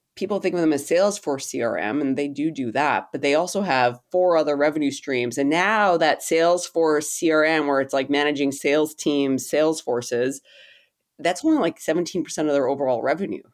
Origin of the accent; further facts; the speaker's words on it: Canada; I'm a Canadian